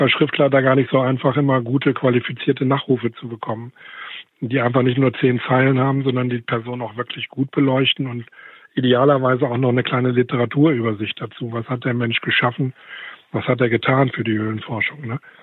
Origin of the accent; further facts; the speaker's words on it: West Germany, Germany; als Wessi